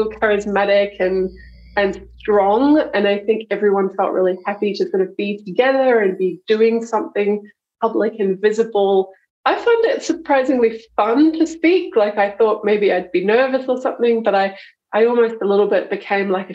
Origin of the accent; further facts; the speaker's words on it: Taupo, Waikato, New Zealand; now in Melbourne, Australia; I'm a Kiwi, yep. I grew up in Taupo.